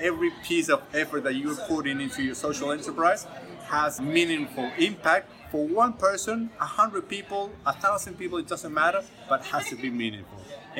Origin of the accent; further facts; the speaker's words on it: Ecuador; moved away; I am the founder of Yakulating Goods, a social enterprise that brings this beautiful dark organic chocolate from my home country, Ecuador, and then we retail this beautiful chocolate here in Australia.